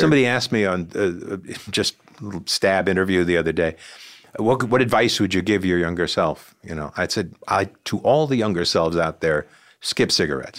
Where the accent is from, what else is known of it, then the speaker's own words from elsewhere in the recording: Sea Cliff, New York, United States; librarian in my hometown in Seacliff